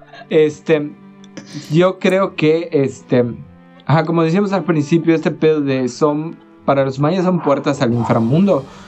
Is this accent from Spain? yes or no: no; Hoctún, Yucatán, Mexico; moved away; yo soy de Hoctun